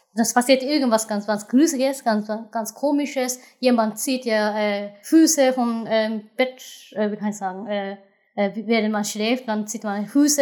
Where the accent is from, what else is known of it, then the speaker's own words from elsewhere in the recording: Japan; German is a second language; moved away; als Japaner